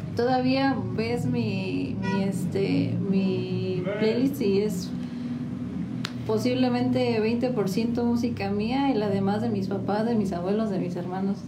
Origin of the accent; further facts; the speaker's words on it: San Juan del Río, Querétaro, Mexico; Soy originaria de aquí de San Juan del Río